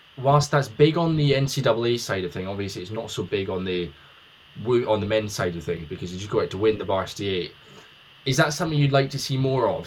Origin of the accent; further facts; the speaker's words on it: United Kingdom; as a Brit who's not in America